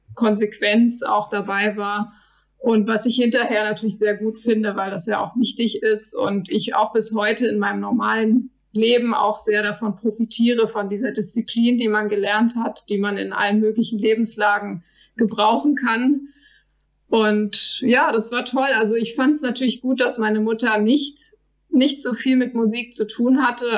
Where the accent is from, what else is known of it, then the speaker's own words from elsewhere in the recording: Lüchow, Lower Saxony, Germany; now in Kaiserslautern, Germany; Lüchow ist meine Heimat. Ich liebe Lüchow.